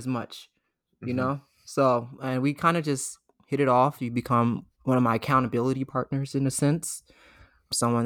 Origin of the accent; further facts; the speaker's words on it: Laurel, Maryland, United States; I'm from Laurel.